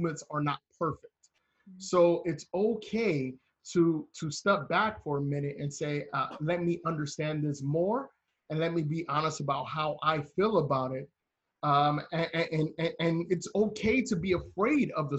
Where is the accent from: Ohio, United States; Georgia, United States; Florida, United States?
Ohio, United States; Cleveland; as an African American, I grew up in Cleveland in the 80s and the 90s